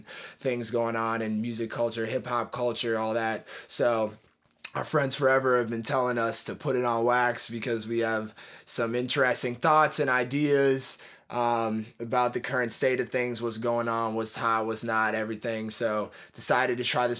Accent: Oakland, California, United States; I'm from Oakland, California.

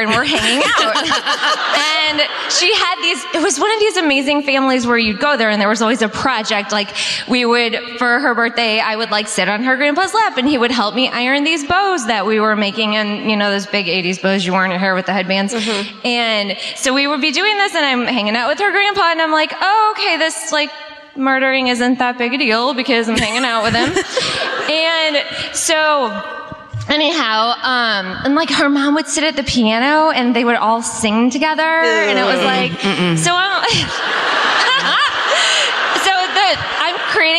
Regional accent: Creve Coeur, Missouri, United States; I'm actually from Crève Coeur

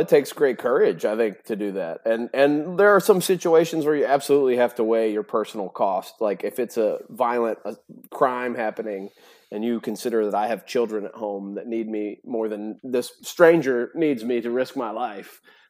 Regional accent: Tennessee, United States; because believe it or not, growing up in Tennessee, that happens at some family gathering, some extended family.

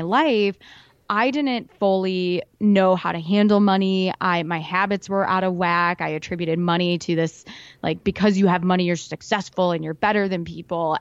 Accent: Iowa, United States; I'm from Iowa

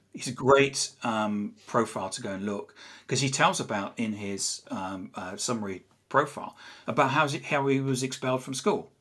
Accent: England, United Kingdom; accent: English; I'm English. You can probably tell from my accent. I'm not from around here.

